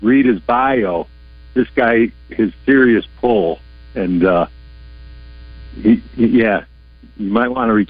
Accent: Chicago, Illinois, United States; moved away; I grew up in Chicago

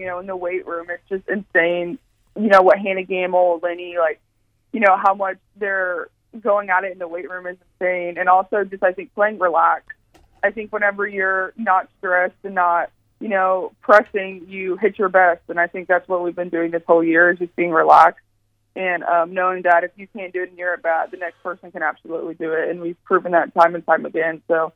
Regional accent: Florida, United States; I'm from Florida

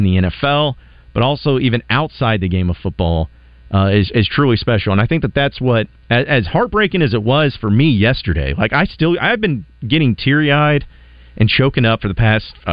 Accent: Arkansas, United States; we're here in Arkansas and, you know, I grew up here in Arkansas.

